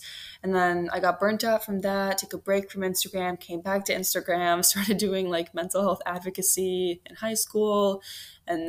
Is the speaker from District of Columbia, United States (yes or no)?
yes; Washington, District of Columbia, United States; also born or lived in Moscow, Russia; I moved to the Washington, D.C. area with my family